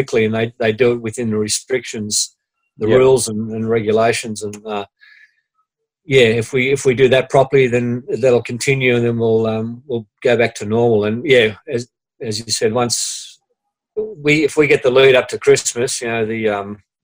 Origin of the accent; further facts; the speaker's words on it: Sydney, New South Wales, Australia; I grew up in Mount Pritchard, which is near Liverpool, west of Sydney